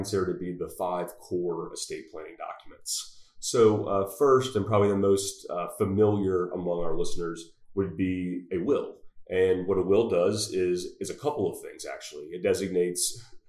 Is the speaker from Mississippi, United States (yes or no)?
yes; Mississippi Gulf Coast, United States; moved away as an adult; also born or lived in Louisiana; now in Fort Worth, United States; I'm not from Texas, but I got here just as fast as I could from the Mississippi Gulf Coast originally.